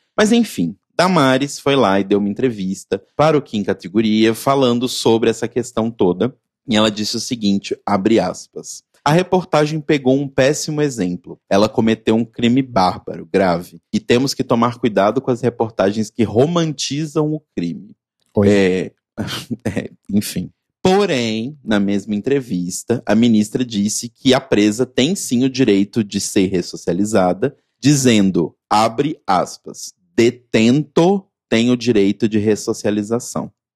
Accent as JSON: {"language": "Portuguese", "town": "Belo Horizonte", "region": "Minas Gerais", "country": "Brazil", "tie": "born or raised there", "moved": "yes", "said": "lá da minha terra natal"}